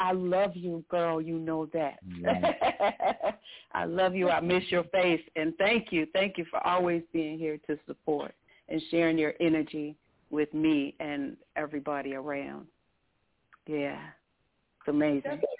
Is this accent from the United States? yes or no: yes; Detroit, Michigan, United States; Detroit in the house. Whoa. My hometown. That's my hometown